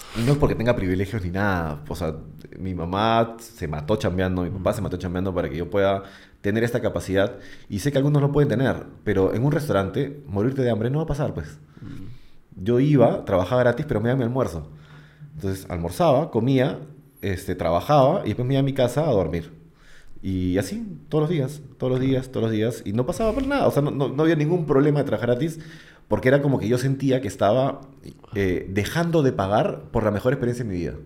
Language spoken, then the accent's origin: Spanish; Peru; also born or lived in Argentina; estar en mi país